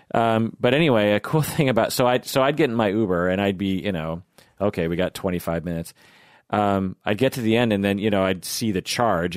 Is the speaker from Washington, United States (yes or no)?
yes; Seattle, Washington, United States; I'm from Seattle